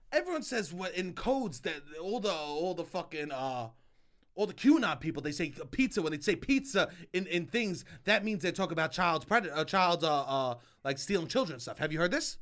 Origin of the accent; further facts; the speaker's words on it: New York, United States; I'm from New York